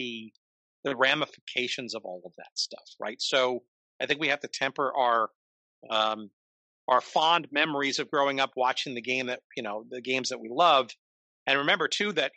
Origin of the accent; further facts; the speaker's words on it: Northern New Jersey, United States; growing up in Northern New Jersey